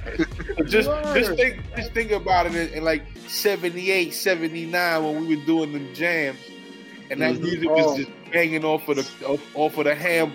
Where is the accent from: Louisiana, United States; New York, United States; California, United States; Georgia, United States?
New York, United States; New York City; now in Connecticut, United States; We're broadcasting from Connecticut, but we're all from the Bronx.